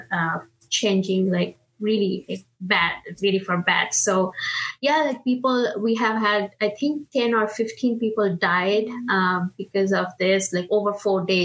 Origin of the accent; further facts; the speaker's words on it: India; English is a second language; moved away as an adult; now in United States; I am originally from India, so I'm a first generation immigrant. I moved from India to US back in 2011 when I actually came to do my master's in computer science